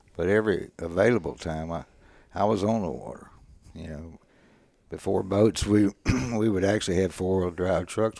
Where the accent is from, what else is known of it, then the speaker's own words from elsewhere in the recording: Bay City, Texas, United States; I grew up here in Bay City